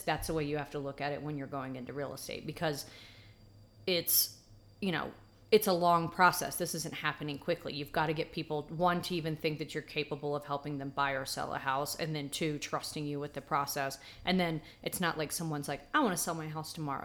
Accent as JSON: {"language": "English", "town": "Atlanta", "region": "Georgia", "country": "United States", "tie": "born or raised there", "said": "I was born and raised in Atlanta"}